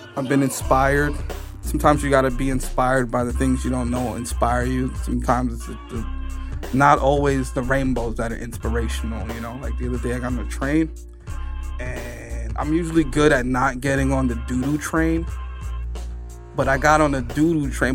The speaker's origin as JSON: {"language": "English", "town": "New York City", "region": "New York", "country": "United States", "said": "I'm from the Bronx"}